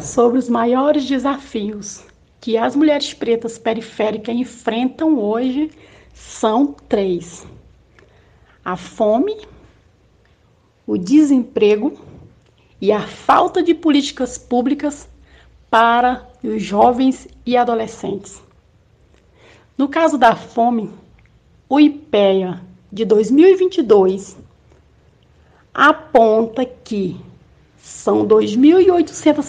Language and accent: Portuguese; Porto Nacional, Tocantins, Brazil; also born or lived in Palmas, Brazil; nasci em Porto Nacional. Esse casal tiveram seis filhos, tive uma infância muito humilde